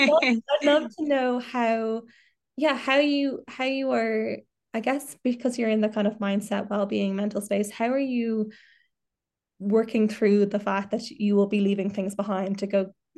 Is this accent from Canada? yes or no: no; Ireland; And I think that is a real special part of being Irish or living in Ireland, is that we do take that part with us wherever we go. We take the pride, we take the gal shorts, we take the shy talk, we take the Irish.